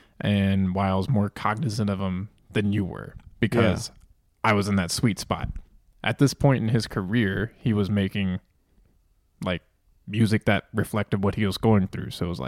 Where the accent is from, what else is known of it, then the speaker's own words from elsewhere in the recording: East Coast, United States; I'm from the East Coast.